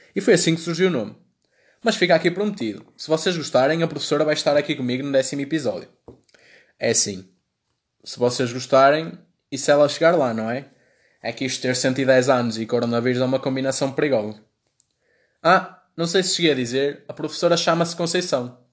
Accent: Braga, Norte, Portugal; accent: Braga; sou de Braga

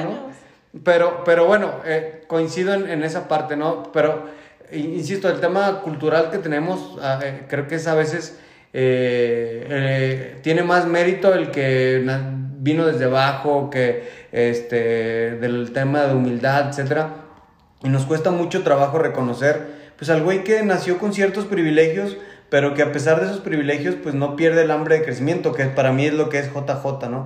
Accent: Mexico; como mexicano

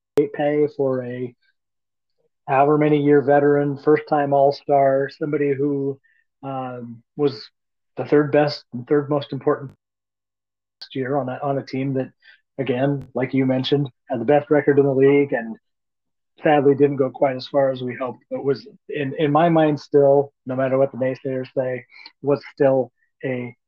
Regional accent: Spain; You can probably hang far better than I can, even though I'm just from España.

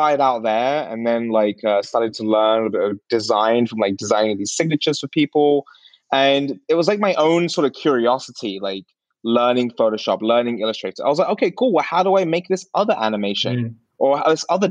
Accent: Sunbury-on-Thames, South East England, United Kingdom; now in San Francisco, United States; I'm originally from London, England

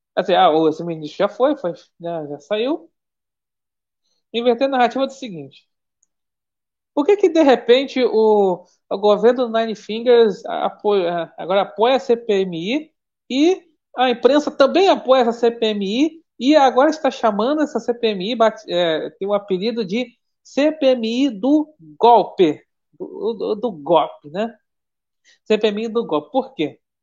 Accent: Brazil; eu sou brasileiro

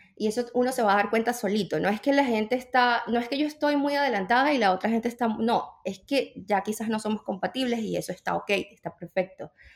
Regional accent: Venezuela; moved away as an adult; now in United States; yo soy de Venezuela

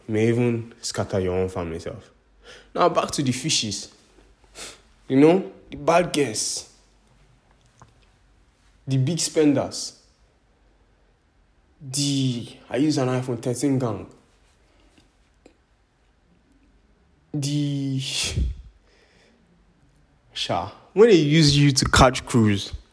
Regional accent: Nigeria; I'm Nigerian

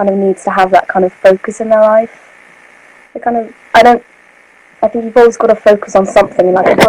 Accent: England, United Kingdom; accent: stereotypical accent

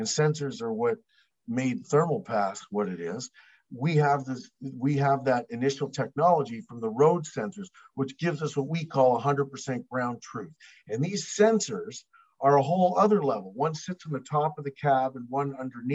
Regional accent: Canada; we're Canadian

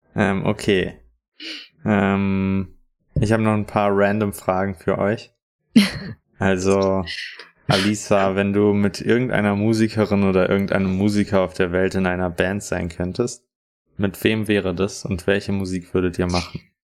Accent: Bonn, North Rhine-Westphalia, Germany; Ich bin aus Bonn

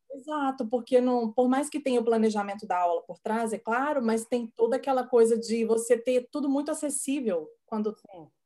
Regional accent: Goiás, Brazil; first language Portuguese; moved away; eu sou de Goiás

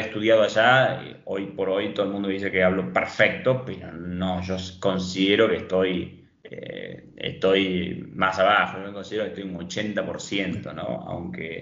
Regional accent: San Miguel de Tucumán, Tucumán, Argentina; moved away as an adult; also born or lived in Yerba Buena, Argentina; now in Punta Ballena, Uruguay; soy nacido en San Miguel de Tucumán, aunque viví los últimos años en Yerba Buena

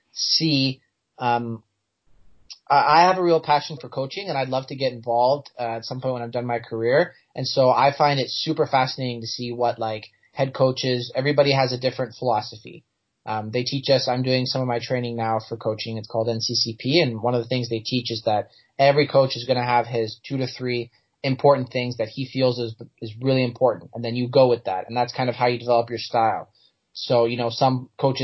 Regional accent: Canada

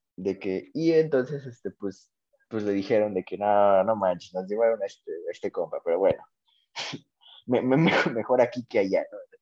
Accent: Mexico; nosotros como, como, tanto mexicanos como latinoamericanos

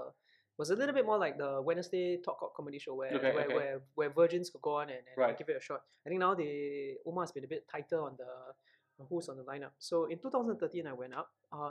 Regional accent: Singapore; as a Singaporean Chinese guy

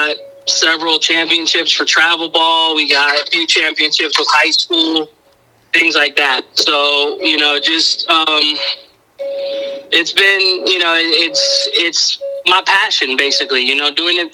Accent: Miami, Florida, United States; moved away as an adult; now in Suwanee, United States; I'm originally from Miami. I was born and raised there

